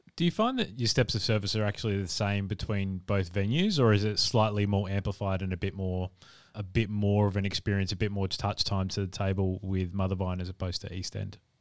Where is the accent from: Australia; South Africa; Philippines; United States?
Australia; South Australia; I'm from South Australia